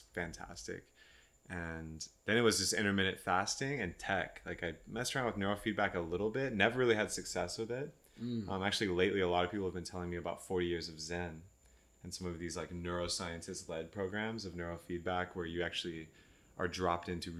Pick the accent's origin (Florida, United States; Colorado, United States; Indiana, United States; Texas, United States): Texas, United States; moved away as an adult; also born or lived in Austin, Texas; now in California, United States; I grew up in Texas